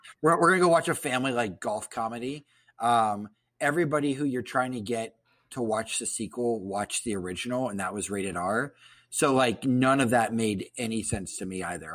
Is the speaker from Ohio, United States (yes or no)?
yes; Columbus, Ohio, United States; I'm from Columbus and there are so many country clubs there. I went to Catholic school